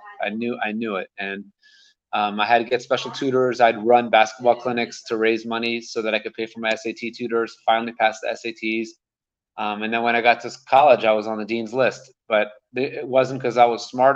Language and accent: English; Maryland, United States; moved away as an adult; now in Jerusalem, Israel; I grew up in Maryland